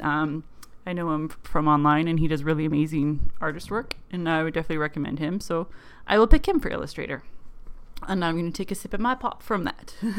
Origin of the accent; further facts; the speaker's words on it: Canada; accent: weird Canadian; probably my accent, how I pick up words like pop and bar and boat and pants and just have a really weird Canadian accent